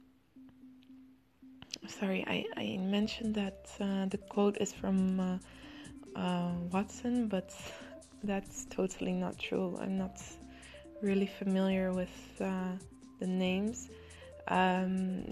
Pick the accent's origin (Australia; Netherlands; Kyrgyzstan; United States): Netherlands; Amsterdam, North Holland; in the Netherlands, where I come from Amsterdam